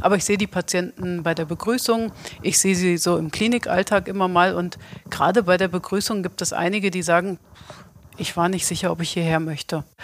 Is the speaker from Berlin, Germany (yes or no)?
no; Hesse, Germany; als Hesse